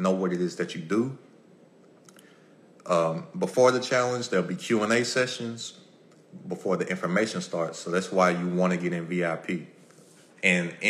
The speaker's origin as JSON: {"language": "English", "town": "Lexington", "region": "Kentucky", "country": "United States", "said": "I am from Kentucky, Lexington, Kentucky, 859"}